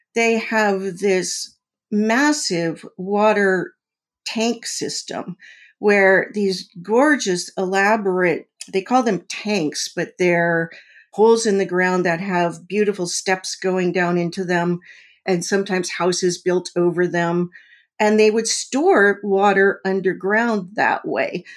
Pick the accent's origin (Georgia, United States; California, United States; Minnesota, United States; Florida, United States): California, United States; Mojave Desert; now in Missouri, United States; I grew up in the Mojave Desert in California at a weapons development center.